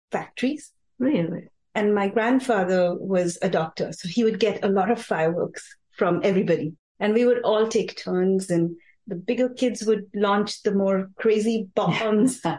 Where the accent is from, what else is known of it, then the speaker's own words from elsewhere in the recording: India; also born or lived in Cochin / Bombay / Delhi; my father was in the Indian Navy. So we kept traveling to different places and we lived in different places like Cochin, Bombay, Delhi. But every Diwali, we would go back to my hometown